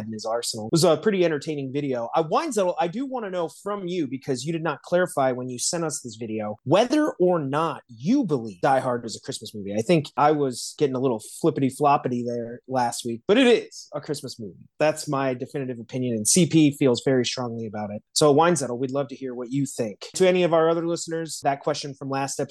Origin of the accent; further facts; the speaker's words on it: South Bend, Indiana, United States; I'm from South Bend.